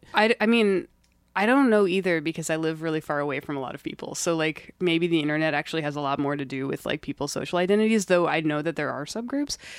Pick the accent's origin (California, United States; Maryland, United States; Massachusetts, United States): Maryland, United States; Gaithersburg; moved away; I'm from Maryland